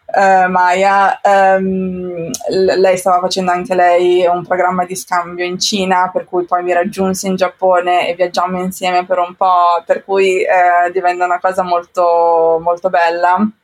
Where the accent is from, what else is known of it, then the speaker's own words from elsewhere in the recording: Como, Lombardy, Italy; moved away as an adult; also born or lived in Japan / London / Cambodia; now in Amsterdam, Netherlands; sono nata in Italia, sono nata a Como